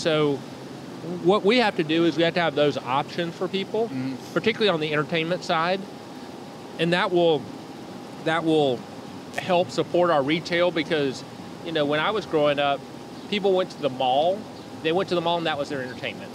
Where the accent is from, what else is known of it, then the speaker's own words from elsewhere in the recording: Chattanooga, Tennessee, United States; when I was growing up in Chattanooga, there was really nothing happening downtown